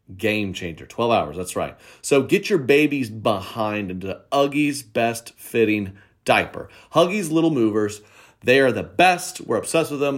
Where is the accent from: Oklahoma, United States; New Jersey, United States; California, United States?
Oklahoma, United States; Oklahoma City; I grew up in Oklahoma City